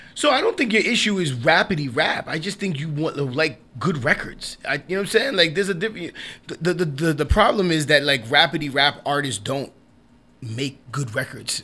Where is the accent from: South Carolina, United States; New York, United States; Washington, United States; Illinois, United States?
New York, United States; I'm a New York artist. Yeah. I'm a New York. I, I was born in New York